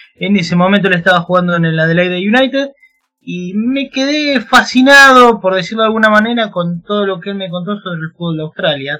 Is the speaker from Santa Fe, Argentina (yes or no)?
no; Chivilcoy, Buenos Aires Province, Argentina; yo soy de Argentina, se habrán dado cuenta por el acento.